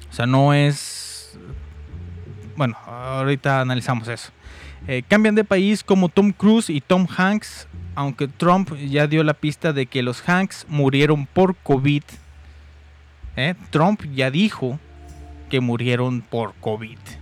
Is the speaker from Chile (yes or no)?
no; Mexico; aquí en mi amadísimo México